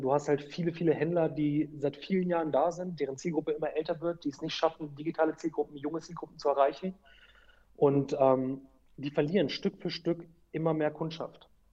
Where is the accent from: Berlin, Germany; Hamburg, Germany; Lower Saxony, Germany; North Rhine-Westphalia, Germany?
Lower Saxony, Germany; Hanover; ich bin Hannoveraner, ich bin hier aufgewachsen